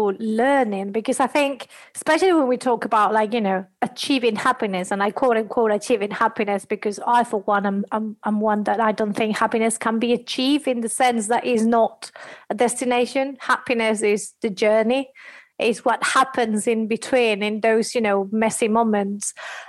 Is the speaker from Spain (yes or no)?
yes; Spain; I'm coming from Spain